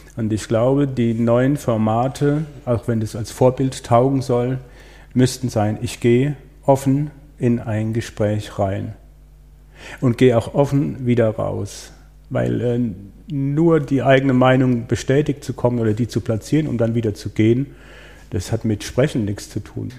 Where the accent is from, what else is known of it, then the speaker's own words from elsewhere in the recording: Breisgau, Baden-Württemberg, Germany; ich komme aus dem Breisgau